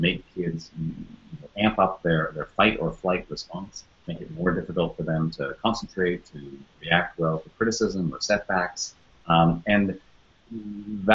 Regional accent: Toronto, Ontario, Canada; moved away as an adult; now in United States; I'm originally from Canada, from Toronto, that's where I grew up, and moved to the United States to be a journalist in my early 20s

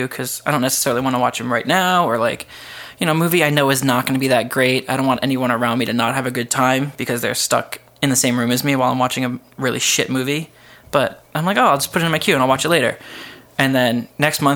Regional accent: East Coast, United States; moved away; because I'm from the East Coast

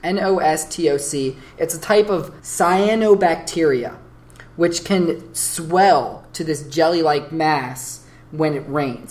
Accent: Florida, United States; also born or lived in New Jersey; we're Floridians. I mean, I was born in New Jersey. I lived there till I was seven

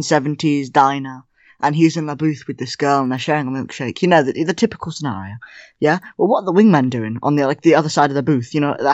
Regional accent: England, United Kingdom; I don't come from Germany. I'm English, but I was posted there.

